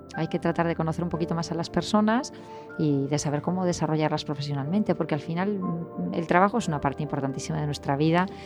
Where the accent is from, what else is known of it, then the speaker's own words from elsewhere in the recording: A Coruña, Galicia, Spain; now in Vigo, Spain; soy de La Coruña y vivo en Vigo